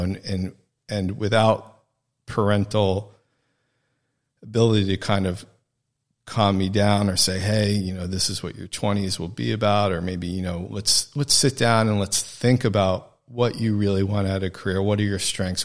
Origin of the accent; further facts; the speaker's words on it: New Jersey, United States; moved away; also born or lived in New York; I'm from New Jersey originally